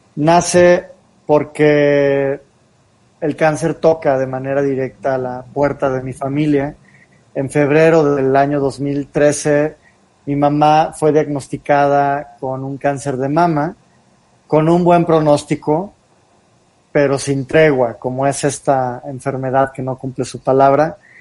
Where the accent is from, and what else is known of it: Mexico